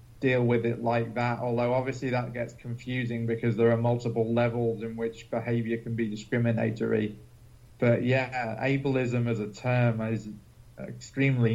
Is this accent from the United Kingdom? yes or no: yes; England, United Kingdom; now in Moorhead, United States; I'm from England originally. I'm now living in Moorhead, Minnesota